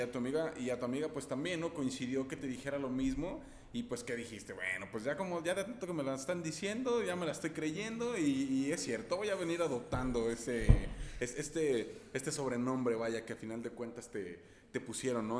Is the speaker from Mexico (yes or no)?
yes; Guadalajara, Jalisco, Mexico; pronuncian una palabra muy similar a la que decimos aquí en Guadalajara